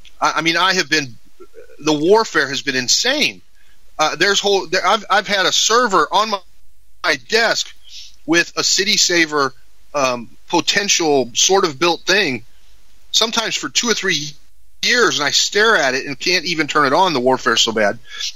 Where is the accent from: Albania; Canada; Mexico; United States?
Mexico; You know, I grew up in Mexico. My parents were missionaries